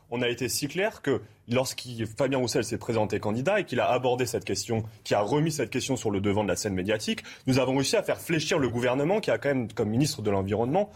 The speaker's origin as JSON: {"language": "French", "town": "Amiens", "region": "Hauts-de-France", "country": "France", "said": "je viens d'Amiens"}